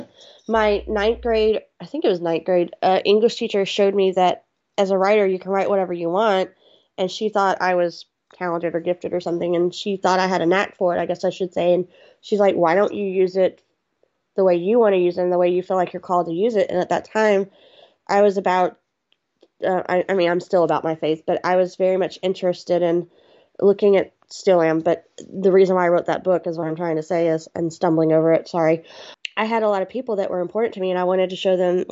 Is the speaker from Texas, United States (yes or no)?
yes; Houston, Texas, United States; I'm a Southern girl. I'm from Texas